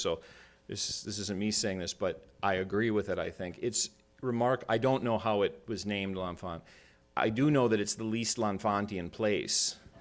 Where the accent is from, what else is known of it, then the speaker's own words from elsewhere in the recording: Minnesota, United States; moved away; I'm from Minnesota originally